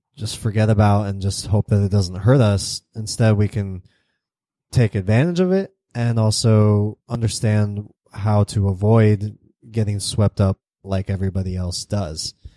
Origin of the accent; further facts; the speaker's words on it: United States; I'm American